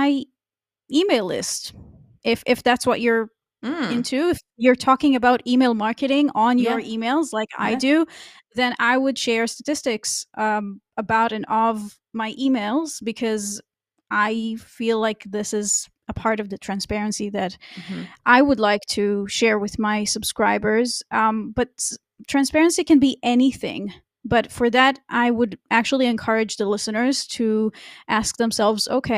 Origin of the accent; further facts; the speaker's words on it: Israel; moved away as an adult; now in Germany; my home country, which is Israel.